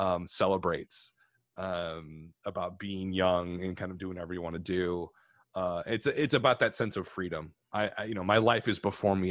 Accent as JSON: {"language": "English", "area": "near Chicago", "region": "Illinois", "country": "United States", "tie": "born or raised there", "said": "I grew up kind of near Chicago"}